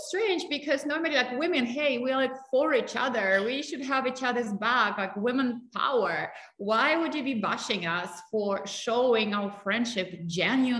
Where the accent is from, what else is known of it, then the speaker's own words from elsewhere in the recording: Russia; moved away; I grew up in Russia.